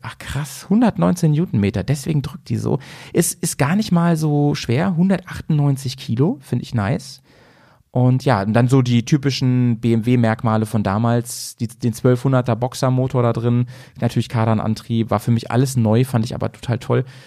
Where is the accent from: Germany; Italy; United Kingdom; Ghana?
Germany; near Hanover, Lower Saxony; now in Bremen, Germany; in meiner alten Heimat, also in der Nähe von Hannover